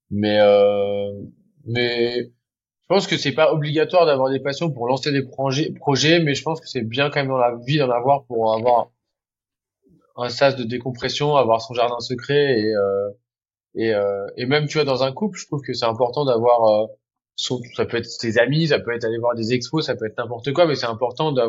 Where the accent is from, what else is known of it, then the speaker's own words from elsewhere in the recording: Normandy, France; now in Paris, France; Comme j'ai grandi en Normandie près de la mer